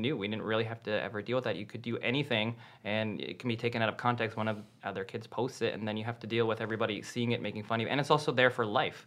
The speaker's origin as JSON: {"language": "English", "country": "Canada", "said": "I'm Canadian"}